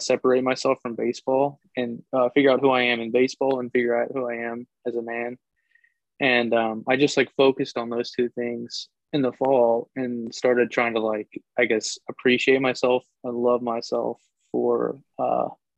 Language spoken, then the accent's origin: English; Texas, United States; moved away; I'm from Texas